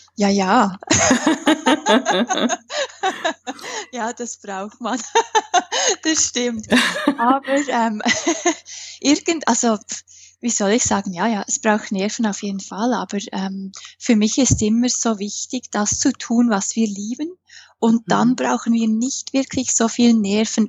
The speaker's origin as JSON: {"language": "German", "country": "Switzerland", "accent": "Swiss", "said": "ich bin Schweizerin, das hört man an meinem Akzent."}